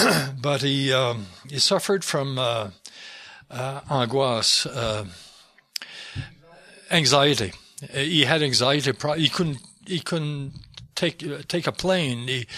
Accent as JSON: {"language": "English", "region": "Quebec", "country": "Canada", "first_language": "French", "second_language": "English", "said": "But, yeah, my mother tongue is French. I wrote it, I wouldn't have tried to write it in English, really. My English is not what I would like it to be, but I wrote it in French."}